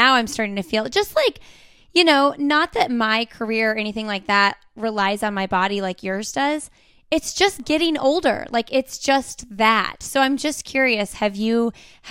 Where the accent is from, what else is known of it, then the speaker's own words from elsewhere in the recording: Bloomington, Indiana, United States; now in Raleigh, United States; I'm from Bloomington, Indiana, so I grew up in a college town